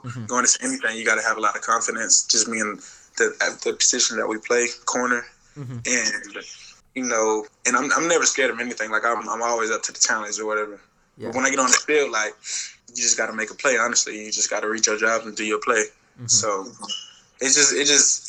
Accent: Florida, United States; moved away as an adult; now in Columbus, United States; we lived together, you know, we're from Florida.

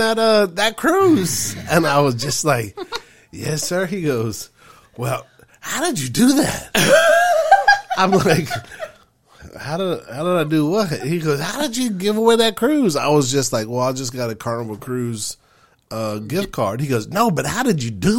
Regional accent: Houston, Texas, United States; I'm from here

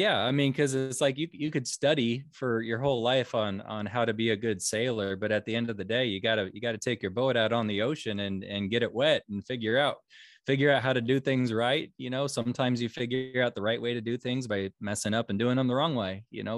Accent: Omaha, Nebraska, United States; born and raised in Omaha, Nebraska, right smack dab in the middle of the United States.

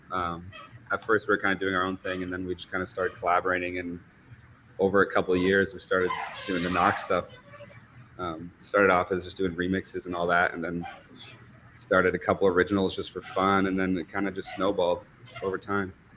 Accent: Vermont and New Hampshire, United States; moved away as an adult; also born or lived in New York; I grew up in Vermont and New Hampshire

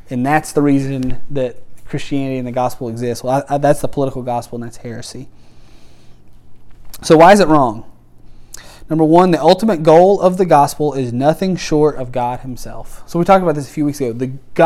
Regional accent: United States; I'm proud to be an American

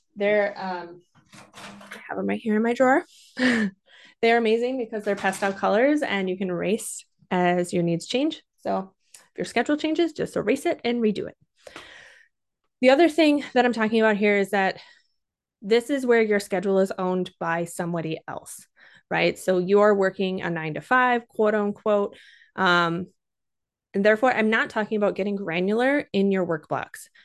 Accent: Minnesota, United States; I'm also from Minnesota, so every once in a while, if you hear that accent, you know where it's coming from.

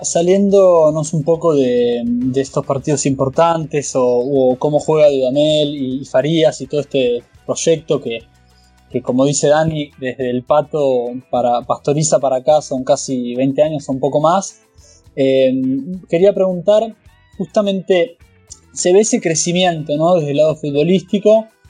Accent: Argentina; a mí como argentino

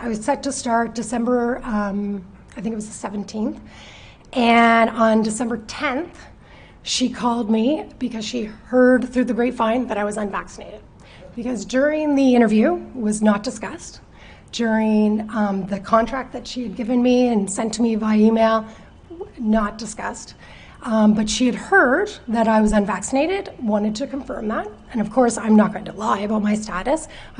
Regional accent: Chester, Nova Scotia, Canada; Actually, I grew up in Chester, but moved away for a few years, and then after, when I got my job, 22 years ago.

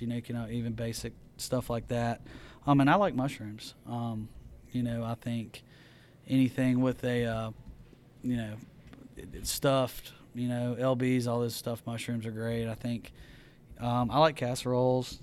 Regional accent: Mississippi, United States; growing up in Mississippi, you know, my, my granddad had a uh, farm

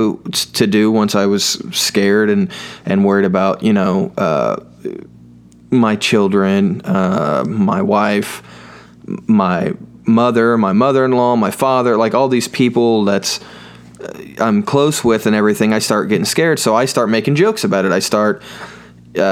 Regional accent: United States; I grew up in Owen County, where there's only an I in corn

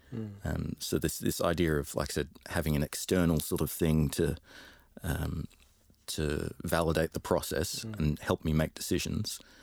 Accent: London, United Kingdom; now in Australia; I grew up in London um, originally.

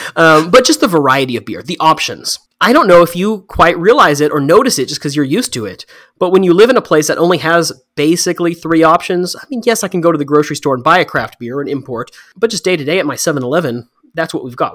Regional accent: Texas, United States; moved away as an adult; now in Thailand; I grew up in Texas

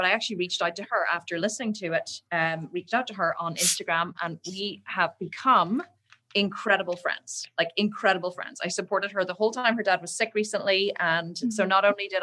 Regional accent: Islandmagee, Northern Ireland, United Kingdom; now in Belfast, United Kingdom; I grew up in a little, tiny little village called Island Magee, which is in the north of Ireland

